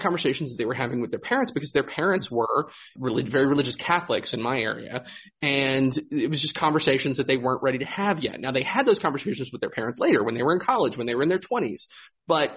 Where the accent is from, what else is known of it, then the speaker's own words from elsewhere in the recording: Greensboro, North Carolina, United States; My hometown of Greensboro